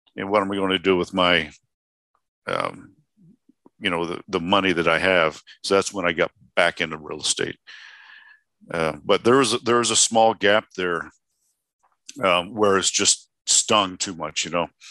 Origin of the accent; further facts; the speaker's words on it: Indiana, United States; now in Arizona, United States; I'm originally from Indiana